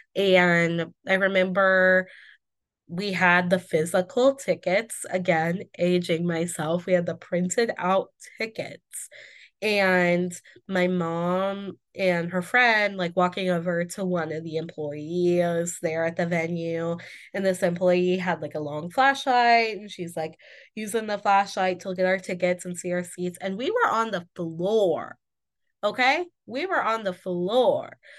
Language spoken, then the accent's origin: English; Indiana, United States; I am from Indiana